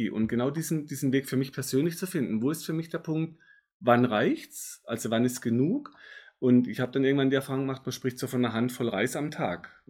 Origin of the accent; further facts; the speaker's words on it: Baden-Württemberg, Germany; Genau, und, bei uns im Schwarzwald äh, ja auch ganz genau.